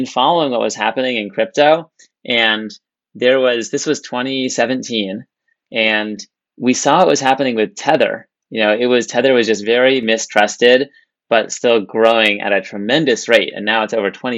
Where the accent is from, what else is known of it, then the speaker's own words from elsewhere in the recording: California, United States; I was born in California, went to Stanford to study computer science